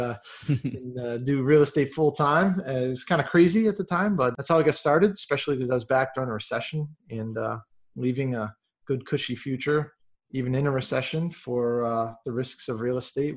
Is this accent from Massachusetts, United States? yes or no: yes; Massachusetts, United States; now in Texas, United States; I'm from Massachusetts originally. I live here in Texas now